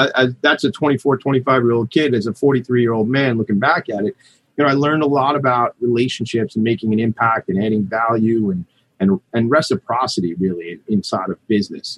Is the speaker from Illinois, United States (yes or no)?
no; Long Island, New York, United States; I grew up out here on Long Island